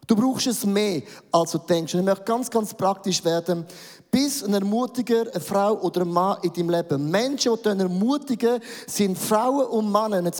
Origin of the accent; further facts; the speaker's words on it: Buchs, St. Gallen, Switzerland; now in Zürich, Switzerland; Ich, ich bin aufgewachsen in Bug, St. Gallen. Die schönsten drei Berge gibt es dort.